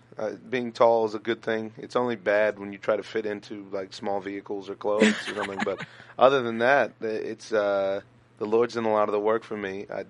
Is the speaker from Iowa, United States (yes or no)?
no; Orange County, California, United States; also born or lived in Los Angeles; now in San Gabriel Valley, United States; I'm from Orange County. I lived in Orange County for the longest time. Went to Canyon High School in Anaheim Hills. We were the Comanches. It was lovely. and now I reside in this lovely San Gabriel Valley.